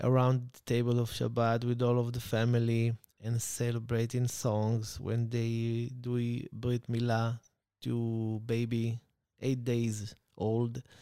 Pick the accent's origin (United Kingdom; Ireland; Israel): Israel; Beersheba, Southern District; English is a second language; I grew up in Beersheba